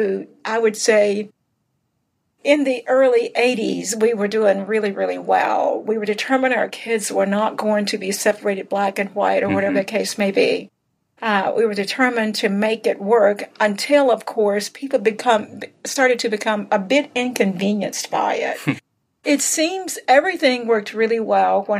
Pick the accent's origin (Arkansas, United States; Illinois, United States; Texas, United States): Arkansas, United States; South; growing up in the South, in South Arkansas